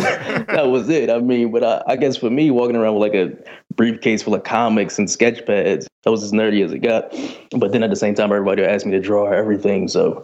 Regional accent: Philadelphia, Pennsylvania, United States; I grew up in North Philly. Like, there's not a lot of tabletop gamers in North Philly.

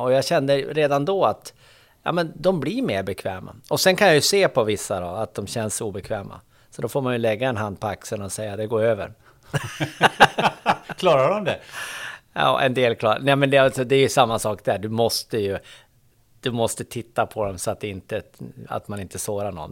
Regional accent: Boliden, Västerbotten County, Sweden; moved away; jag är från Boliden, Västerbotten

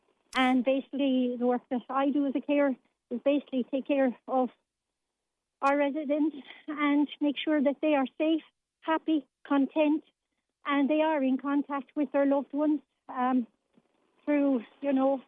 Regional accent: Limerick, Munster, Ireland; now in County Limerick, Ireland; I'm from Limerick originally, myself, living in the county now, and it keeps me in link with what's going on within my hometown.

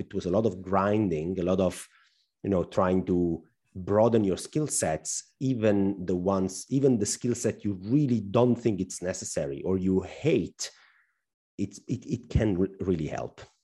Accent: Italy; accent: Al Pacino accent; English is a second language; also born or lived in northern Italy; we Italians are not very well known to speak fluent English

